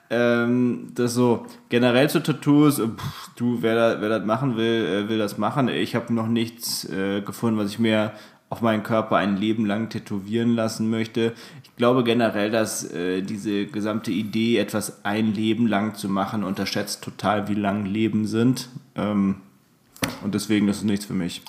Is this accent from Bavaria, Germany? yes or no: yes; Aschaffenburg, Bavaria, Germany; moved away; bei mir zu Hause, also aus, aus meiner Heimat